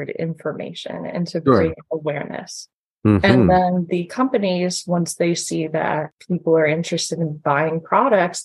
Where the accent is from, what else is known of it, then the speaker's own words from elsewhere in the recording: the Poconos, Pennsylvania, United States; moved away as an adult; also born or lived in Scranton, Pennsylvania; now in Staten Island, New York, United States; I'm from the Poconos. I'm used to the suburbs